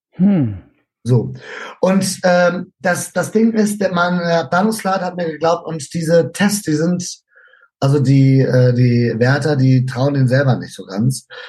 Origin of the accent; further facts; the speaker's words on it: Germany; also born or lived in Spain; now in Norway; da ich aber Deutscher bin